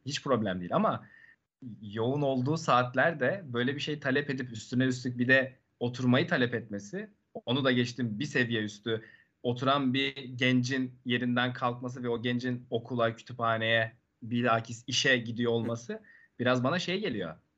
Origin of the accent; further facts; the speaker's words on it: Erzincan, Turkey; moved away as an adult; now in Istanbul, Turkey; kendi memleketimden örnek vereyim. Erzincan'da mesela.